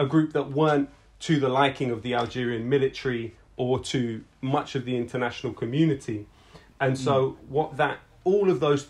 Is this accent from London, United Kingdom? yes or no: yes; London, United Kingdom; we're from London